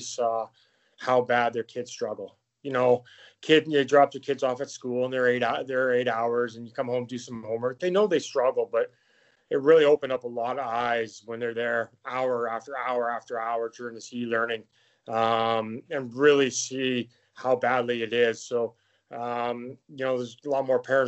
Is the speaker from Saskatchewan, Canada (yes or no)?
yes; Saskatoon, Saskatchewan, Canada; now in Chicago, United States; I'm Canadian. I was born in God's country up in Saskatoon, Saskatchewan. It's where I grew up